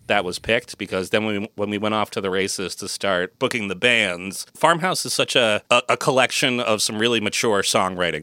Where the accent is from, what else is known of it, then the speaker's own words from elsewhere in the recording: Massachusetts, United States; moved away as an adult; also born or lived in San Francisco Bay Area, California; moving my family from the San Francisco Bay Area back to my hometown here in Massachusetts